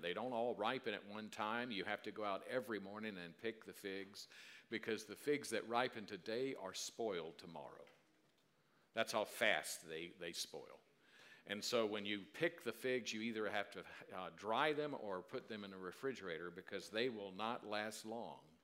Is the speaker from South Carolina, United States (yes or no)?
yes; South Carolina, United States; the way I grew up in South Carolina